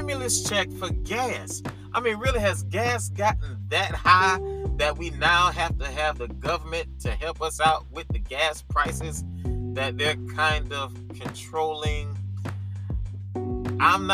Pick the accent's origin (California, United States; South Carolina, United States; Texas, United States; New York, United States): South Carolina, United States; Columbia; my hometown of Columbia, South Carolina